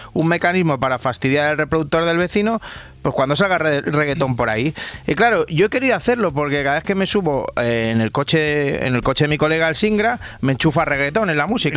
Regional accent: Rubí, Catalonia, Spain; yo, nací en Rubí

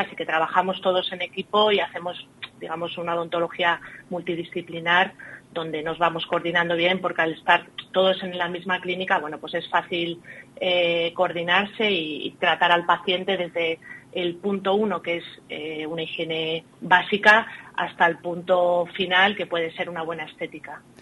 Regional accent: Salamanca, Castile and León, Spain; born or raised there; moved away as an adult; also born or lived in Ireland / Plasencia / Alba de Tormes

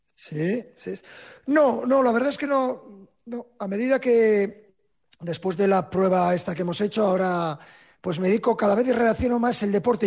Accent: Gijón, Asturias, Spain; moved away; para mí mi tierra

